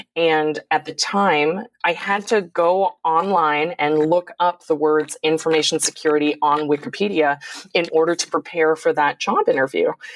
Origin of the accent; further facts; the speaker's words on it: San Francisco, California, United States; my sister and I were born in San Francisco